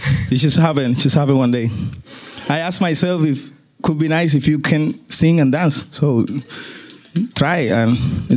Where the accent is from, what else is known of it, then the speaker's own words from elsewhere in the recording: Cuba; English is a second language; I'm from Cuba